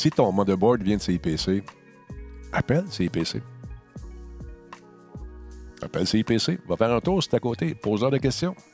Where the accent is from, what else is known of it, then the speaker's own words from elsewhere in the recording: Quebec, Canada; born there; Je suis né au Québec